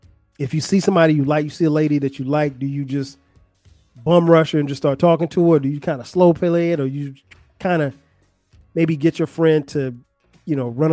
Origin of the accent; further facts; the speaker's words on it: Florence, South Carolina, United States; now in Atlanta, United States; I've lived in Atlanta longer than I've lived anywhere else. I'm not originally from Atlanta. I'm from Florence, South Carolina. And but Atlanta's home.